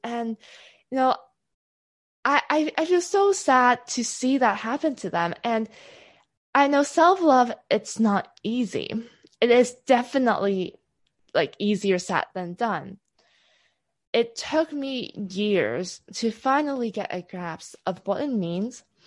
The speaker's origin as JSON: {"language": "English", "country": "Hong Kong", "said": "So I come from Hong Kong, from a very typical Asian family."}